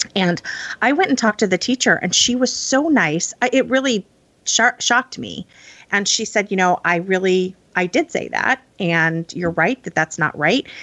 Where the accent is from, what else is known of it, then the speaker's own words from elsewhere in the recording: Midwest, United States; I grew up in the Midwest